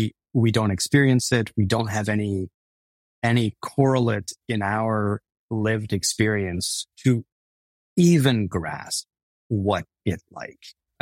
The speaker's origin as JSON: {"language": "English", "region": "Texas", "country": "United States", "tie": "born or raised there", "said": "Yes, we grew up brown in Texas. Yes, we dealt with racism."}